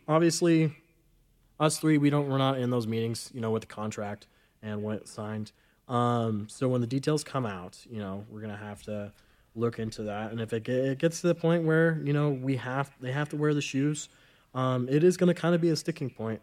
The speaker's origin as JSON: {"language": "English", "region": "Southern Nevada", "country": "United States", "moved": "as an adult", "lives_now": "Reno, United States", "said": "I'm from Southern Nevada"}